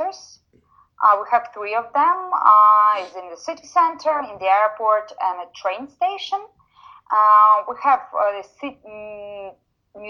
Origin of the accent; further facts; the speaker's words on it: Lviv, Lviv Oblast, Ukraine; moved away as an adult; also born or lived in Kyiv; I was born here in Lviv